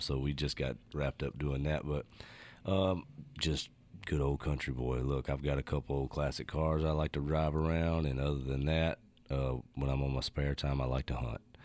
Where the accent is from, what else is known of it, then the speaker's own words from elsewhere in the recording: North Louisiana, United States; also born or lived in North Carolina; growing up in North Louisiana